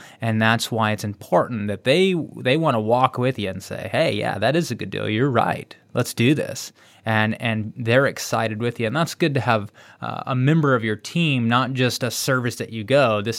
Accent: Texas, United States; I'm from Texas. I was born in Texas. I get it. You know, I will die a Texan.

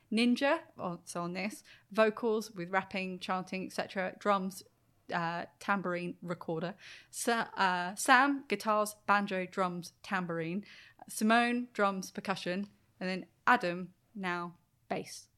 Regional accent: Brighton, South East England, United Kingdom; they're from Brighton and I'm from Brighton.

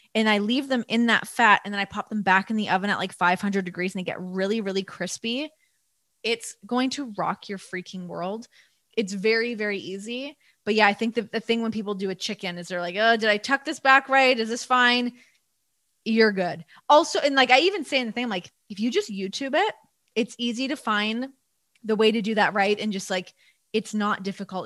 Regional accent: Toronto, Ontario, Canada; growing up in Toronto

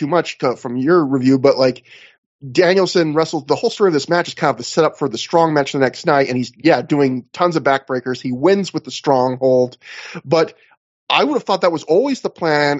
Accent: Canada; I'm a Canadian

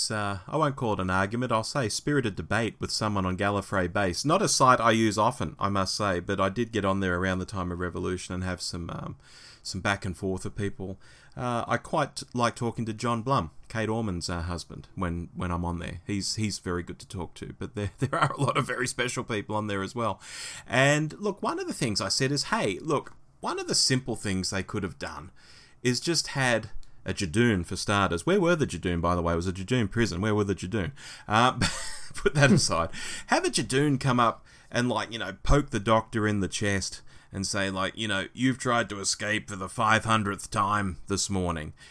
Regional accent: United Kingdom; As a Brit, this is an idea I can really get behind.

